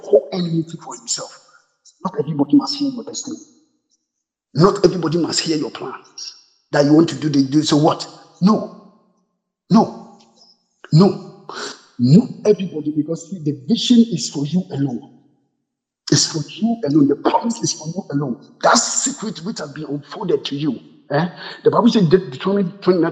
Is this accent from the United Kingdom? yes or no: no; Ghana; I'm a Ghanaian, those of us from Ghana